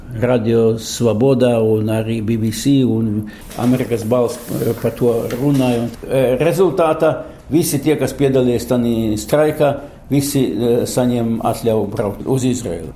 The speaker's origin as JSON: {"language": "Latvian", "region": "Riga", "country": "Latvia", "tie": "born or raised there", "also_born_or_lived": "Tatarstan, Russia / Latgale", "moved": "as an adult", "lives_now": "Israel", "said": "45. gadā visa ģimene eh, atgriezās uz Rīgu. Un es biju audzi, izaudzis visu savu mūžu"}